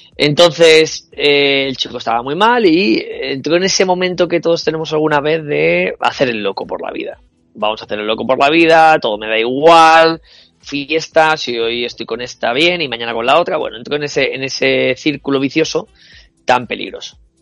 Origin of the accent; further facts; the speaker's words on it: Madrid, Community of Madrid, Spain; Yo nacido en El Pardo